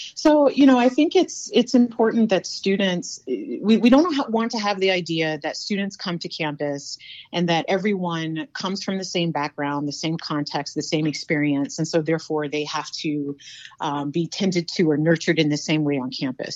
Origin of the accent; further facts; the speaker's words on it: North Carolina, United States; now in South Dakota, United States; I'm from North Carolina. Um, very proud of my Southern roots